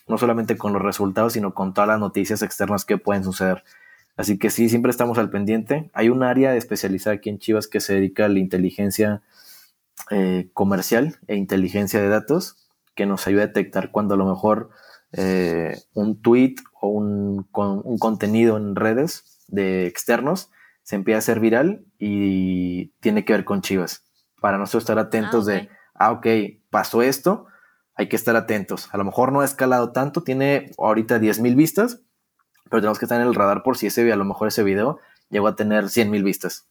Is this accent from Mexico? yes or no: yes; Torreón, Coahuila, Mexico; yo nací en una ciudad muy, muy futbolera, que es Torreón